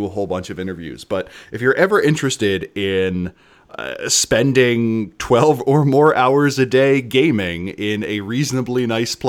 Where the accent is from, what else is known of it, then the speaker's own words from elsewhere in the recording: Philadelphia, Pennsylvania, United States; I am from Philadelphia